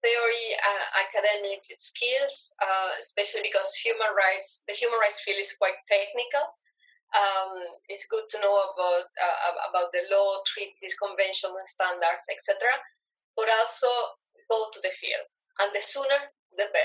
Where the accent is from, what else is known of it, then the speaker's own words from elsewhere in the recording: Venezuela; moved away; I am from Venezuela.